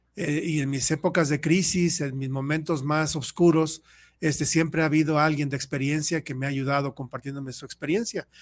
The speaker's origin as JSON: {"language": "Spanish", "region": "Mexico City", "country": "Mexico", "said": "yo soy de la Ciudad de México, y ahí en donde yo vivía"}